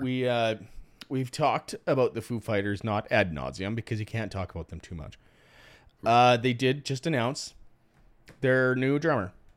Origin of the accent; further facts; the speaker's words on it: Cudworth, Saskatchewan, Canada; Cudworth, Saskatchewan